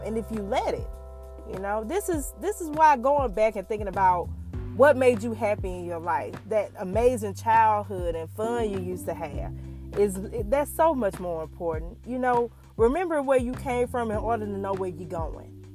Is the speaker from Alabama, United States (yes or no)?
yes; Tuskegee, Alabama, United States; Growing up in Tuskegee